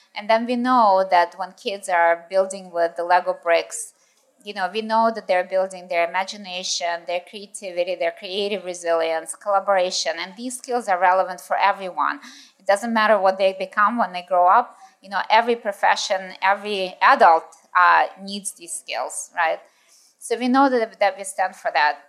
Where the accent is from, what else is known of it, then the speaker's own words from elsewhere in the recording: United States; moved away as an adult; also born or lived in Russia / United Kingdom / Japan / New York; lived in the States um, when I was in school and in high school and in university